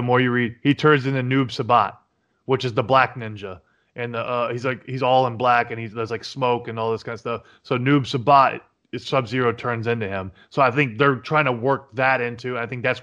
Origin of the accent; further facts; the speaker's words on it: Jacksonville, Florida, United States; I am from the Jacksonville. I actually played against Tim Tebow's team in high school, actually.